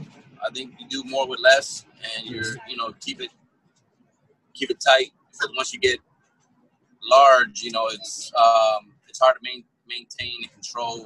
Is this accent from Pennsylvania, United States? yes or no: yes; Allentown, Pennsylvania, United States; now in Fort Myers, United States; I'm originally from Allentown, Pennsylvania. I was born and raised.